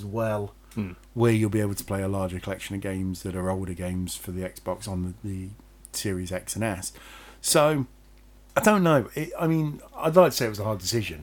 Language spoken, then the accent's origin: English; England, United Kingdom; We're British. English.